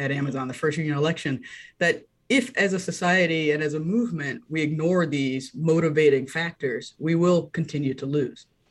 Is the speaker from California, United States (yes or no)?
no; North Carolina, United States; I grew up in North Carolina.